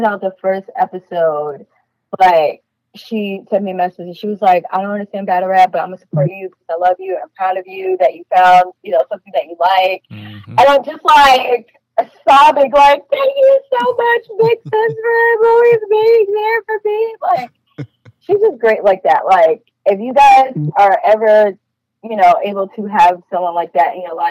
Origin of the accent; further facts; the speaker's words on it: New York, United States; I am from New York.